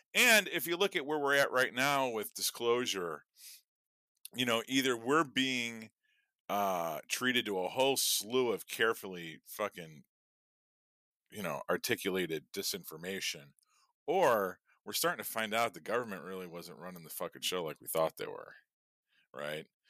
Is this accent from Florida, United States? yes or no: no; Chicago, Illinois, United States; I'm from Chicago